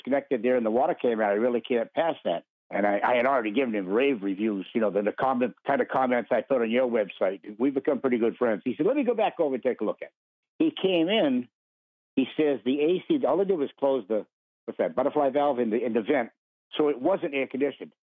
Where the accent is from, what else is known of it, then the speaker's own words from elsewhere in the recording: New Hampshire, United States; I'm from New Hampshire